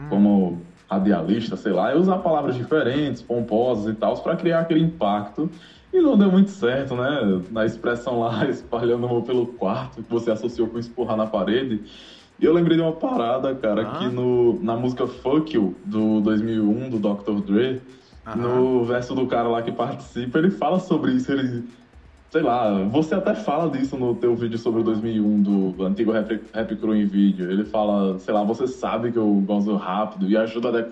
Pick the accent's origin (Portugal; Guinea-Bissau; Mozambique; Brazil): Brazil; Maceió, Alagoas; now in João Pessoa, Brazil; sou de. tenho 22 anos, sou de Maceió, Alagoas, mas atualmente moro em João Pessoa